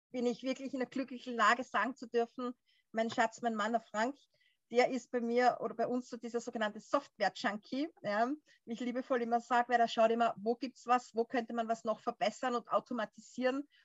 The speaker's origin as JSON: {"language": "German", "country": "Austria", "said": "ich komme ja, wie gesagt, aus Österreich"}